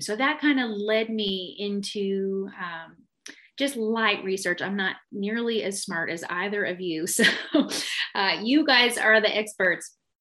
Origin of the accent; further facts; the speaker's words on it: Canada; moved away; growing up in Canada